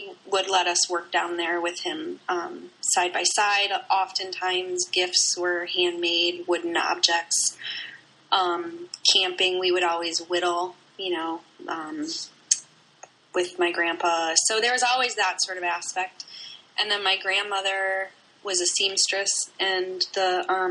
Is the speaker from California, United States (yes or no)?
no; Racine, Wisconsin, United States; also born or lived in Charleston, South Carolina; now in St. Louis, United States; I grew up in Wisconsin, in Racine, Wisconsin